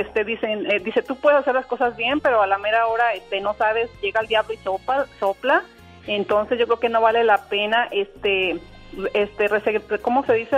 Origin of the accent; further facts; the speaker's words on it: Durango, Mexico; now in Chicago, United States; soy originaria de Durango, México, pero ya tengo muchos años viviendo aquí en Chicago